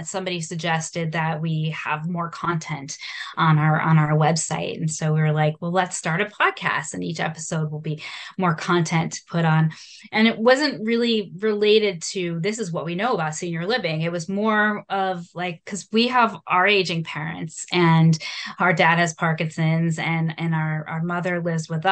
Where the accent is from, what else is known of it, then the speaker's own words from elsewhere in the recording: South Shore, Massachusetts, United States; So we grew up on the South Shore